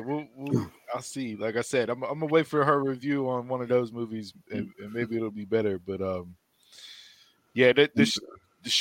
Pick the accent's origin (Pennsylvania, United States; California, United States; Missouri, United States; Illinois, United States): Pennsylvania, United States; Pittsburgh; We're from Pittsburgh. We call it pop.